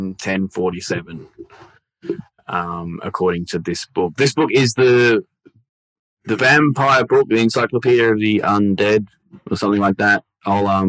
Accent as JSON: {"language": "English", "region": "Victoria", "country": "Australia", "tie": "born or raised there", "said": "I grew up in Victoria where it was always raining."}